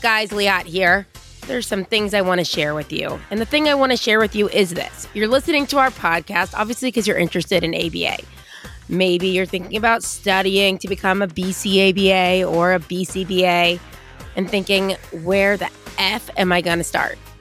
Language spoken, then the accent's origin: English; United States; I'm American